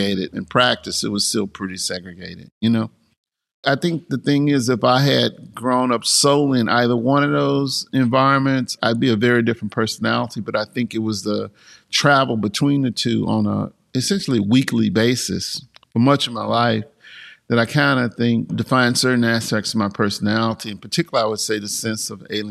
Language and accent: English; Mississippi, United States; moved away as an adult; also born or lived in Tupelo, Mississippi / Clarksdale, Mississippi / Washington, D.C. / New York; The place I was born was Tupelo, Mississippi, known to many people as the home of Elvis Presley